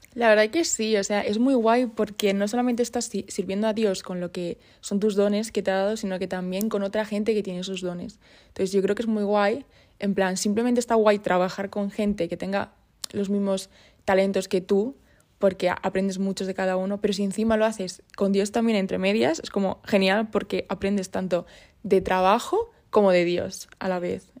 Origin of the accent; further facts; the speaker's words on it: Puertollano, Castilla-La Mancha, Spain; moved away as an adult; also born or lived in Burgos; vengo de Puerto Llano, de ese pueblecito pequeño